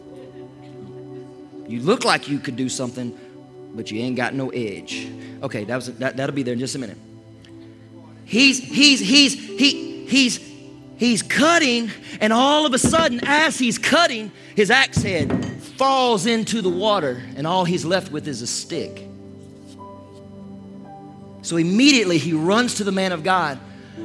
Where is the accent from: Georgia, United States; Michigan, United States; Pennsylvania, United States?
Georgia, United States; Toccoa; when I was growing up in Toccoa, Georgia. Actually, it was East Denali, Georgia